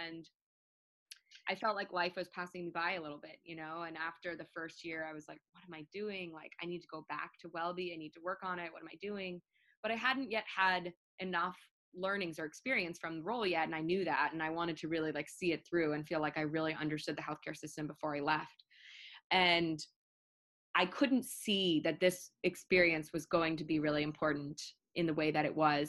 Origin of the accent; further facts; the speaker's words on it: New York, United States; moved away as an adult; also born or lived in Baltimore; I'm from New York